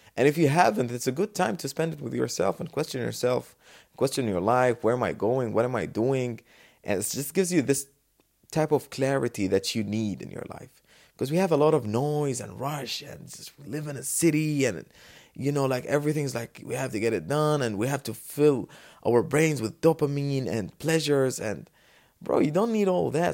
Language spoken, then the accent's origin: English; Dubai, United Arab Emirates; But I'm from Dubai, the safest city on the world, the best city